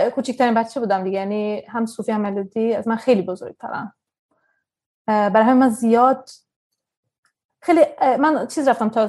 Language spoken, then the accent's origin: Persian; Tehran, Tehran Province, Iran; born there; خب من در وسط اعزان به دنیا آمدم تو تهران 1982